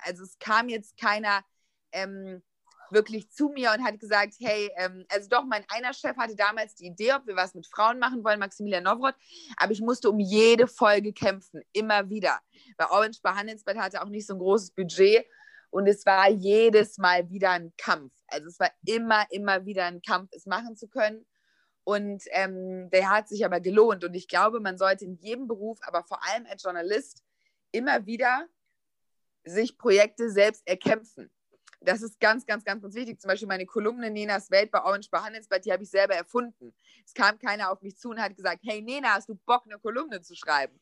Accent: a village near Düsseldorf, North Rhine-Westphalia, Germany; moved away as an adult; now in Berlin, Germany; ich bin ähm, auf dem Dorf groß geworden, aber ganz, ganz nah an Düsseldorf ran. Und meine ganze Jugend hat sich nur in Düsseldorf abgespielt.

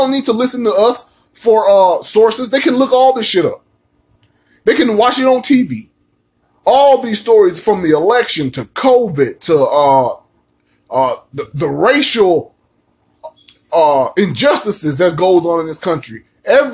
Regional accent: United States; accent: American; I am an American.

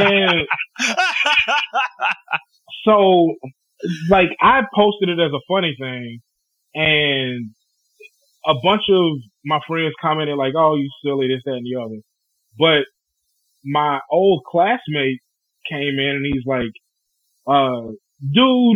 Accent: Bernice, Louisiana, United States; Bernice, my hometown, had an elementary and a high school

